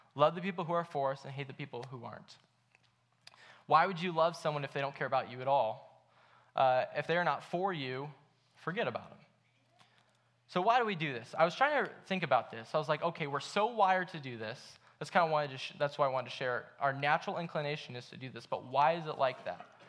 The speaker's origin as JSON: {"language": "English", "town": "Akron", "region": "Ohio", "country": "United States", "tie": "born or raised there", "said": "I grew up in Akron"}